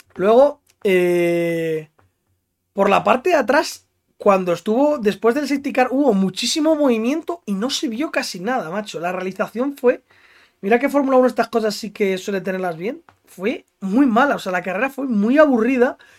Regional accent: Spain

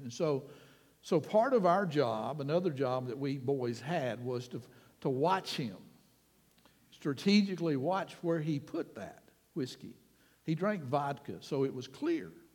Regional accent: Panama City, Florida, United States; also born or lived in Key West, Florida / Springfield, Florida; I was less than a year old when we moved back to Panama City, so officially it became my hometown

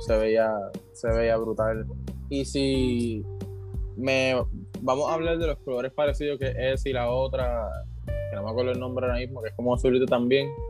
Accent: Puerto Rico; como puertorriqueño

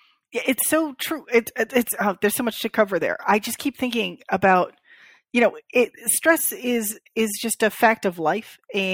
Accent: Florida, United States; born there; because I was born in South Florida.

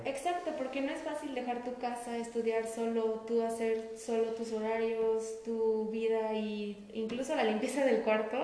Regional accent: Querétaro, Mexico; Yo soy de aquí, de la ciudad de Querétaro

